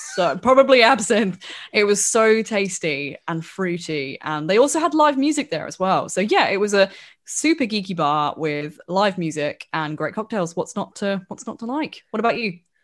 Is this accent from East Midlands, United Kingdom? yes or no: yes; Wellingborough, East Midlands, United Kingdom